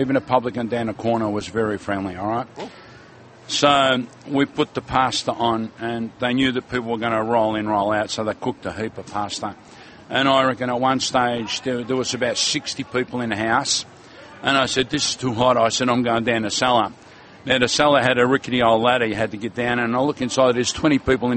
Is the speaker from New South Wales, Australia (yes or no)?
no; Melbourne, Victoria, Australia; I come from South Melbourne, right? Yep. So all our family was in South Melbourne